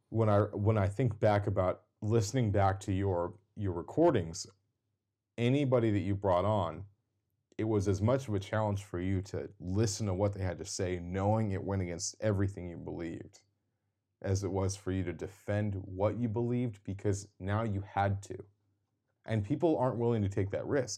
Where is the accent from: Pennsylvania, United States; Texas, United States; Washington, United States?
Washington, United States; Seattle; we're both from Seattle, greater Seattle area